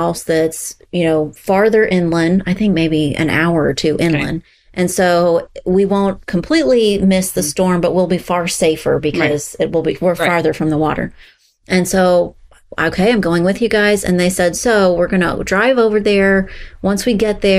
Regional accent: Texas, United States; moved away as an adult; also born or lived in Florida; I'm from Texas, but I went to school in Florida. So there are a handful of years that I lived in Florida

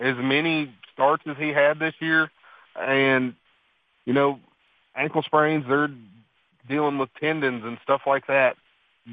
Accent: Kentucky, United States; I'm from the backwoods of Kentucky

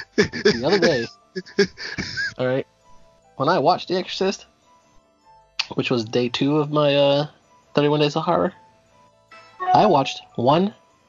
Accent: Newark, New Jersey, United States; my hometown of Newark, New Jersey.

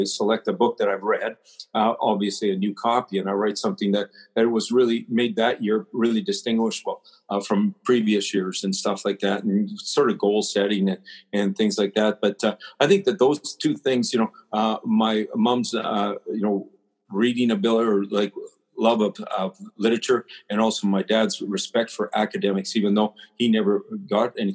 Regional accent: Prince Albert, Saskatchewan, Canada; I was brought up in Prince Albert

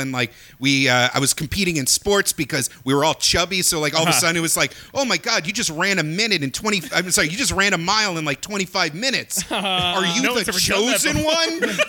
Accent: New York, United States; Westchester, but it was because smoking would get you kicked out

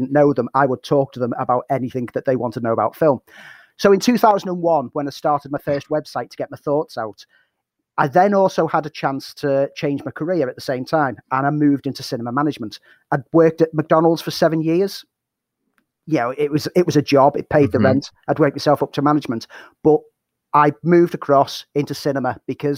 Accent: Liverpool, North West England, United Kingdom; moved away as an adult; now in Sheffield, United Kingdom; I'm originally from Liverpool. The accent might give a bit of it away. But I moved to Sheffield when I came to study.

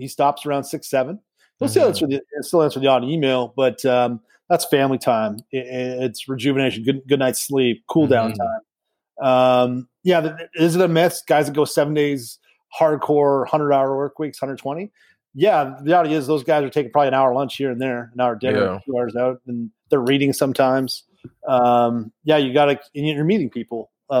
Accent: Canada; as a Canadian

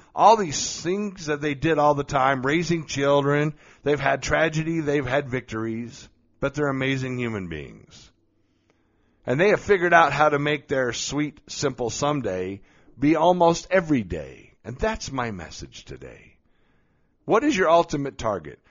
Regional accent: Colorado Springs, Colorado, United States; here in my hometown of Colorado Springs.

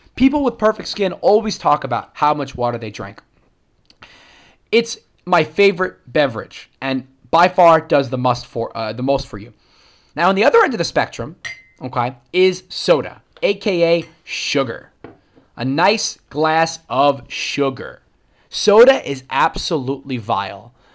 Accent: New York, United States; I'm a New Yorker

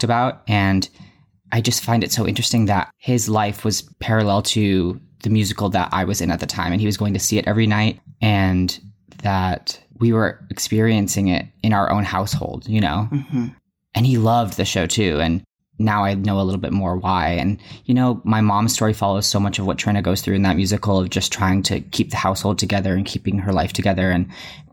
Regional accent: Massachusetts, United States; also born or lived in New York; I'm from Massachusetts and was born in New York

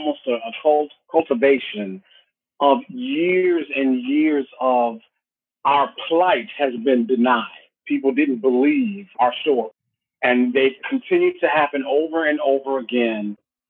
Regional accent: United States

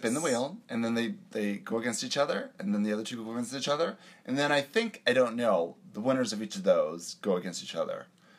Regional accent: Canada; accent: Canadian; my Canadian accent

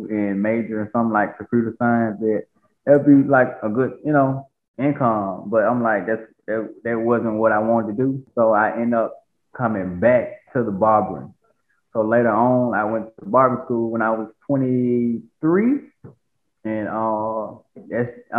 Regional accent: Batesville, Mississippi, United States; moved away as an adult; also born or lived in Atlanta, Georgia; I'm originally from Batesville, Mississippi. So that's a small town, probably about 45 minutes from Memphis, Tennessee

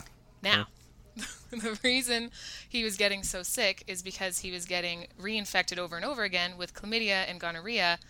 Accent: Winnipeg, Manitoba, Canada; I'm from Winnipeg, small city

